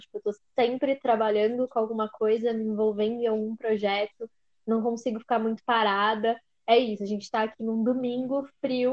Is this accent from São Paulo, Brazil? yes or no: yes; São Paulo, Brazil; Meu bairro querido se chama Recanto Verde Sol, é no extremo leste da cidade, foi onde eu cresci